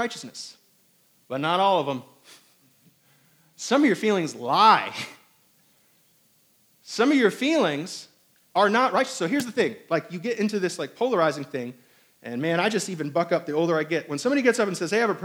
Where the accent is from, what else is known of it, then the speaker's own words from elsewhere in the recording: Indiana, United States; also born or lived in Hong Kong / New York / Albany, New York; now in South Carolina, United States; I was raised in Indiana.